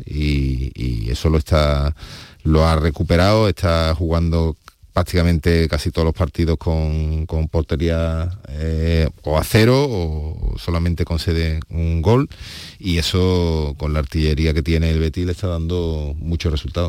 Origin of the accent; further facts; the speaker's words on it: Seville, Andalusia, Spain; como sevillanos